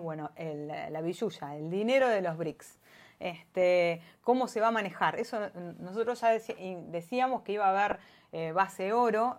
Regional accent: Argentina; Como Argentina

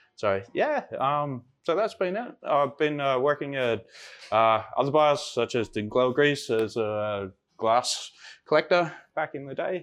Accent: Sydney, New South Wales, Australia; moved away as an adult; also born or lived in Copenhagen, Denmark; now in Denmark; from Australia, uh, from Sydney, and uh, moved over here in 2006

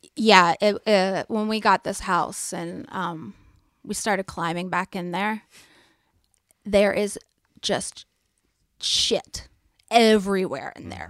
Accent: East Tennessee, United States; I'm from East Tennessee

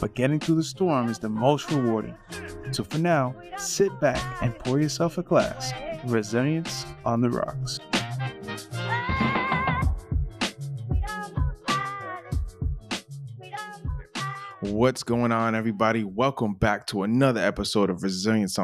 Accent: Linden, New Jersey, United States; growing up in the Linden Elizabeth area

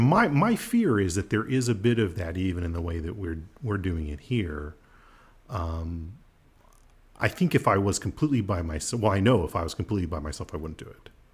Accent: United States; I'm an American

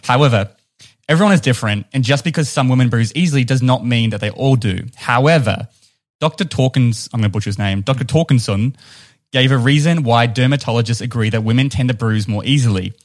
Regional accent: New Zealand; accent: New Zealand; it's my New Zealand accent

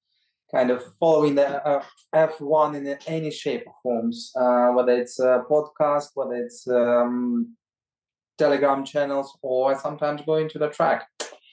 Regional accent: Ukraine; now in United Kingdom; my home country in Ukraine

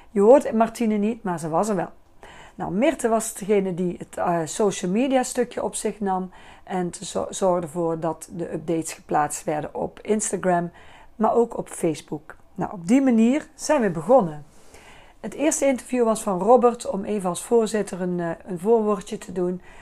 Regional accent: Bakel, North Brabant, Netherlands; now in Liessel, Netherlands; Ik woon al 34 jaar in Liesel. Ik kom uit Bakel.

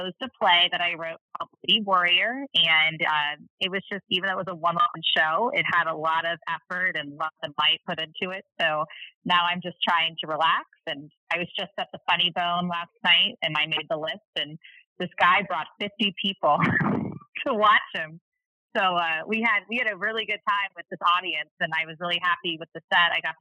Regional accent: Cincinnati, Ohio, United States; now in St. Louis, United States; Cincinnati is actually my hometown

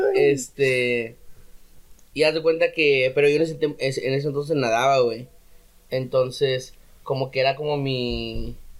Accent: Ciudad Acuña, Coahuila, Mexico; moved away; yo no me di cuenta que era muy de Acuña hasta que salí de Acuña

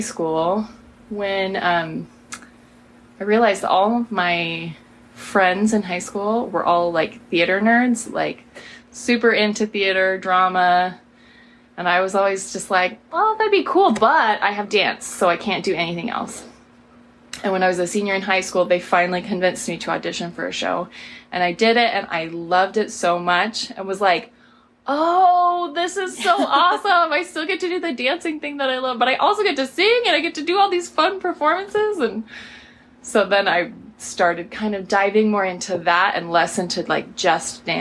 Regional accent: Spokane, Washington, United States; also born or lived in Moscow, Idaho; we moved here to Spokane, and I grew up here.

